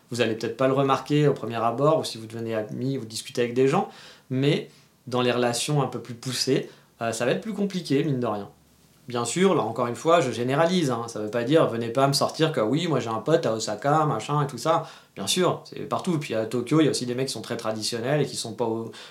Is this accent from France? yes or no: yes; France; moved away; c'est pour ça que je suis parti de la France aussi, c'est que les gens essayent d'imposer un peu trop leurs idées.